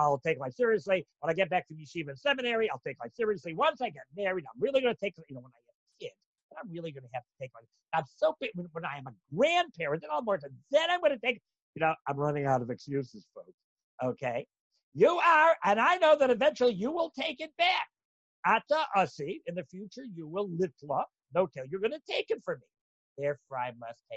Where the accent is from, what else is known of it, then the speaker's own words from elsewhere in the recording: Canada; I'm Canadian